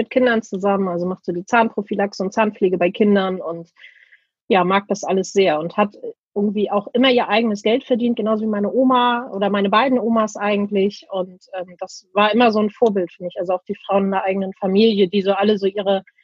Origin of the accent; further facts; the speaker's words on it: Laboe, Schleswig-Holstein, Germany; Bin ein äh, gebürtiges Nordlicht, ein sehr glückliches Nordlicht. Und ähm, ja, meine Eltern, äh, wir, also wir haben immer in Labö gewohnt